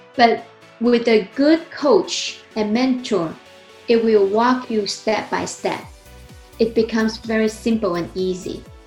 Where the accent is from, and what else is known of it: China; born or raised there; English is a second language; moved away as an adult; also born or lived in New Jersey; now in United States